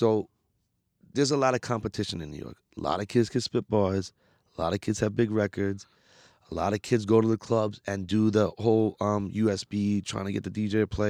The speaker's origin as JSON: {"language": "English", "country": "India", "said": "So being Indian works for me with the labels because they see like I'm way more marketable, like Bollywood."}